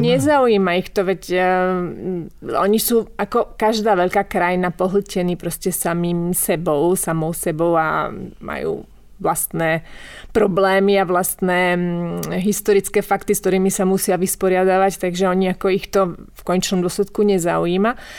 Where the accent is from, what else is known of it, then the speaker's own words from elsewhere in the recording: Bratislava, Bratislava Region, Slovakia; moved away as an adult; also born or lived in Pezinok, Slovakia / Verona, Italy; now in Italy; ja som vyrastala prvé roky v Pezinku a potom sme sa presťahovali do Bratislavy v Karlovej vsi